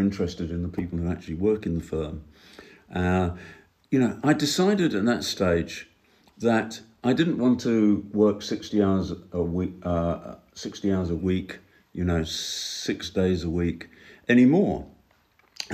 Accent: United Kingdom; moved away as an adult; I grew up in Britain, which is not the sunniest place in the world.

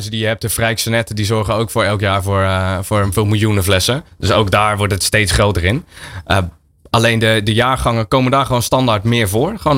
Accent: Netherlands; Eh, en je wil om vijf uur als Nederlander ik van nou, eh, tijd voor avondeten.

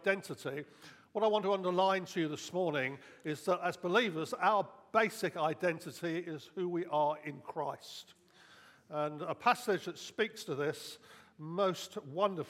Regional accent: United Kingdom; I'm British. I'm a British citizen.

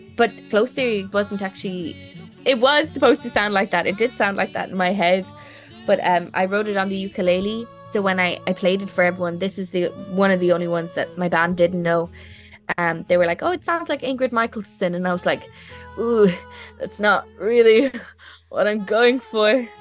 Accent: Ireland; I'm an Irish person

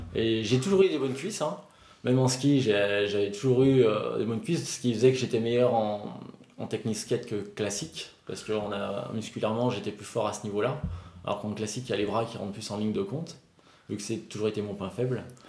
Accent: Albertville, Auvergne-Rhône-Alpes, France; also born or lived in South Korea; Moi je suis d'Albertville, mais j'ai toujours skié au Saisy, dans le Beaufortin, depuis l'âge de 3 ans

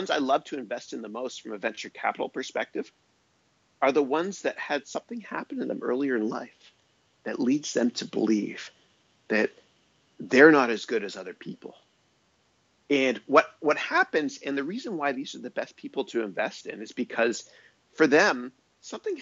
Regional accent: Canada; now in California, United States; I remember growing up in Canada. I love Canada, man. I'm so proud to be Canadian

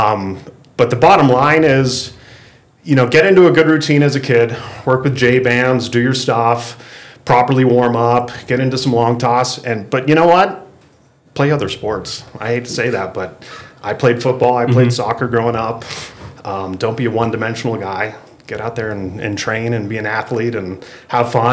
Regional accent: Bay Area, California, United States; moved away as an adult; now in Northern Nevada, United States; So I grew up in the Bay Area.

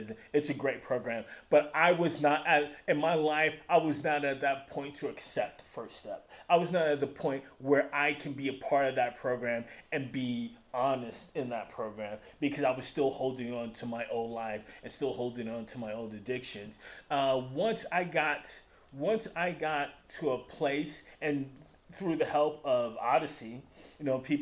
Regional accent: New York, United States; moved away as an adult; now in Utah, United States; I am from New York originally

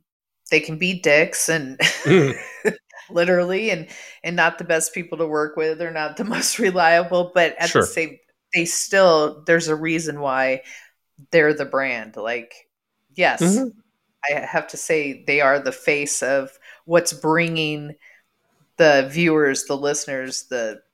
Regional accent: San Diego, California, United States; I grew up in San Diego.

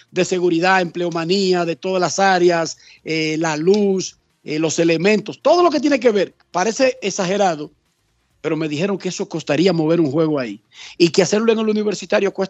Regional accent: Venezuela; sí, no, no, yo soy la guía de ellos, yo soy venezolano.

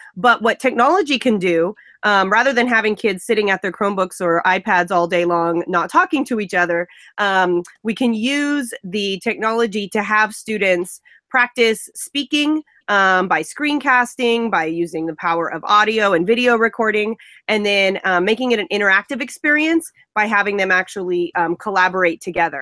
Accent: Central California, United States; I am from Central California.

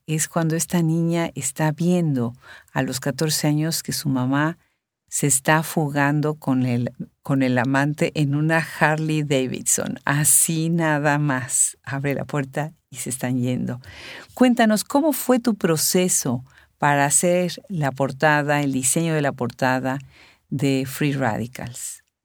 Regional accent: Puebla, Mexico; somos paisanas

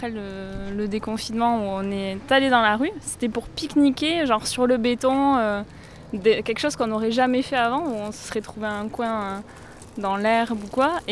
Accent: Spain; Rien n'a changé pour nous, non. On est espagnol et rien n'a changé.

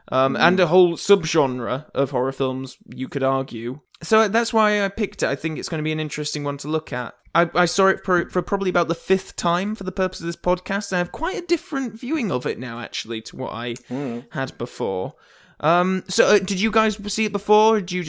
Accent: England, United Kingdom; Hello. I'm English

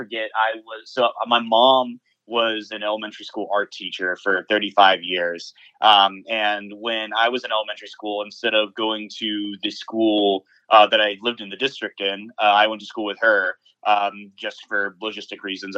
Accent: Atlanta, Georgia, United States; I'm actually an Atlanta native. I was born in Northside Hospital

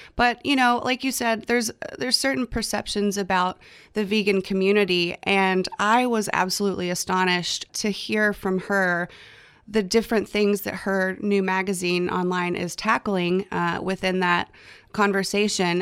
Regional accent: near Plano, Texas, United States; now in Austin, United States; Plano, Texas, which is not far from my hometown

